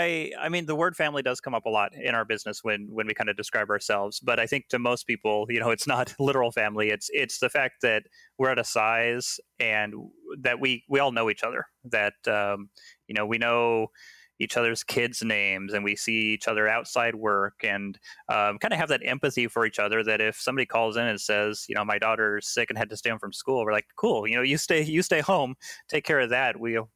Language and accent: English; Seattle, Washington, United States; No, I was born and raised here in Seattle.